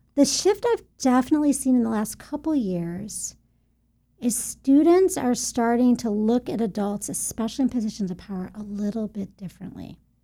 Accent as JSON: {"language": "English", "town": "Buffalo", "region": "New York", "country": "United States", "tie": "born or raised there", "also_born_or_lived": "Albany, New York", "moved": "as an adult", "lives_now": "Central Florida, United States", "said": "was born in Albany, raised in Buffalo, New York"}